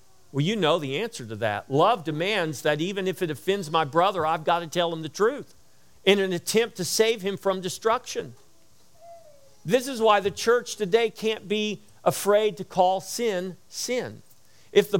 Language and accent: English; United States; we have rights as Americans